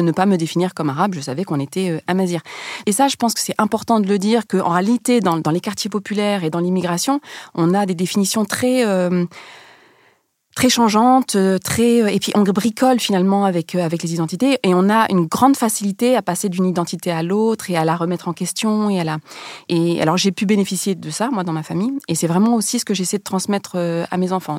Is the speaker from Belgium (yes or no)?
no; France; also born or lived in Rif, Morocco; même si je suis née au Maroc, j'ai grandi en France